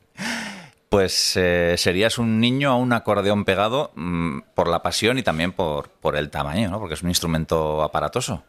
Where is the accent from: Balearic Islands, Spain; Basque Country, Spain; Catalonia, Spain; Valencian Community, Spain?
Basque Country, Spain; Tolosa; yo soy de Tolosa